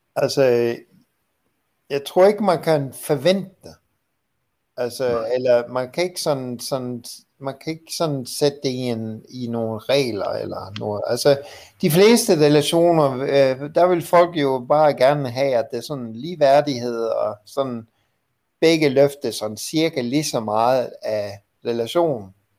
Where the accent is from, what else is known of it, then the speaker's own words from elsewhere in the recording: Vancouver, British Columbia, Canada; moved away; i Vancouver, Canada, hvor jeg kommer fra